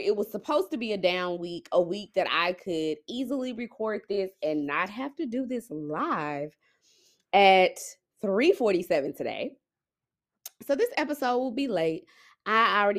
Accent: Dallas, Texas, United States; also born or lived in Frisco, Texas; I'm from Dallas, but I stay in a suburb very far north of Dallas called Frisco

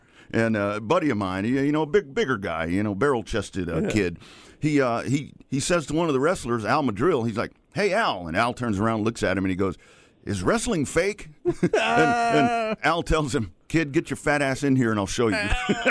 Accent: Lockhart, Texas, United States; So in my hometown of Lockhart

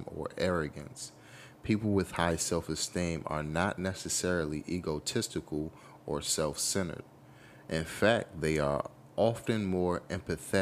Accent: United States; as a youth, as a child, growing up in America

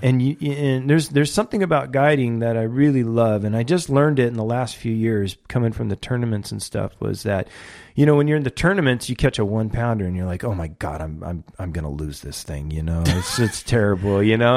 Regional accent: Port Hueneme, California, United States; I grew up in Ventura County, I grew up on, in a beach community called Port Wayneeme.

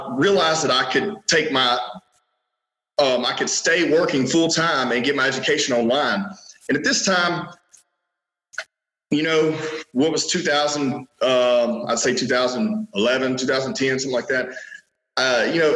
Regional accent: Minden, Louisiana, United States; now in Shreveport, United States; I was born in Minden, Louisiana. This is North Louisiana. Right now I'm in Shreveport. So that's about 30 minutes east of here

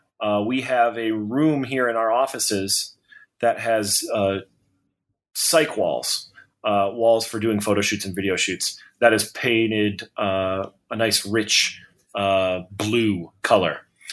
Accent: Detroit, Michigan, United States; I was born and raised in Detroit, went to the mediocrest of private schools

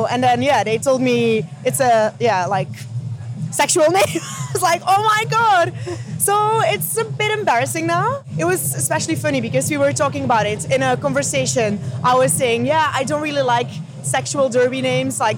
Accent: Belgium; English is a second language; moved away as an adult; now in London, United Kingdom; I'm not native English, uh, so I'm from Belgium.

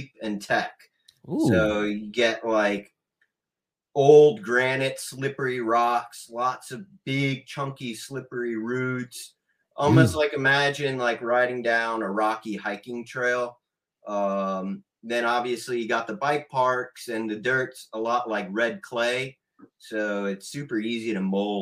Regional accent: New York City, New York, United States; moved away; I'm from New York, so, like, you know, the urban area of New York.

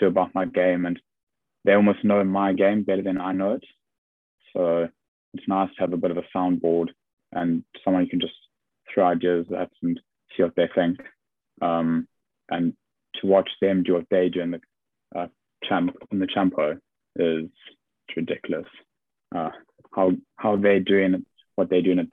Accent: South Africa; now in England; just being South African.

